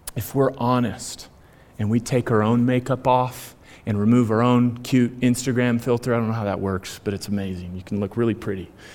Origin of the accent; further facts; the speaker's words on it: United States; I am born and bred in America in the 21st century